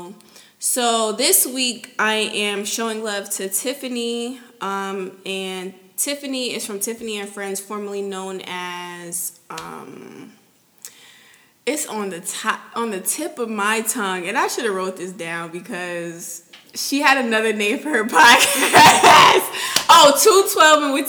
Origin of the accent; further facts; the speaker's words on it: Connecticut, United States; moved away as an adult; now in Houston, United States; I'm from Connecticut. So I went back home in March of 2018.